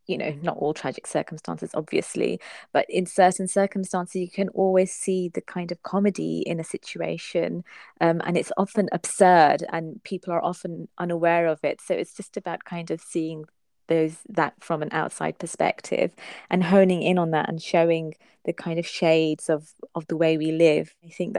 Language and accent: English; England, United Kingdom; But I think with my generation, the ones who were born and brought up in England, we have a kind of, we don't have an identity crisis, but we're curious about our faith.